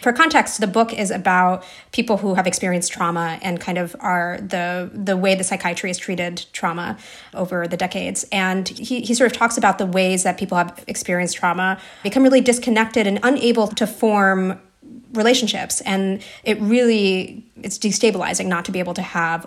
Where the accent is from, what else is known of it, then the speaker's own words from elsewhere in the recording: New Jersey, United States; I grew up in New Jersey for a lot of my childhood.